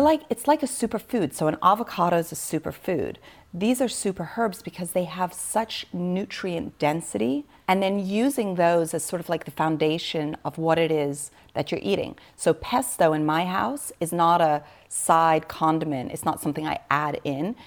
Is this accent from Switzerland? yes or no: yes; Switzerland; I was born in Switzerland. I was literally born on a biodynamic farm